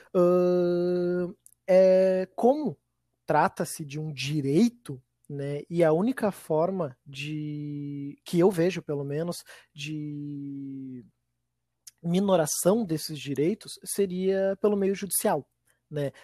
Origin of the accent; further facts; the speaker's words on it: Viamão, Rio Grande do Sul, Brazil; eu sou de Viamão